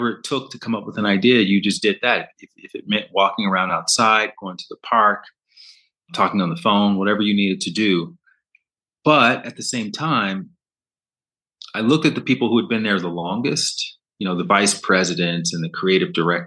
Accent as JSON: {"language": "English", "region": "Alabama", "country": "United States", "also_born_or_lived": "Brooklyn", "moved": "yes", "said": "I'm from Alabama, which is the Bible Belt. So I grew up in the church"}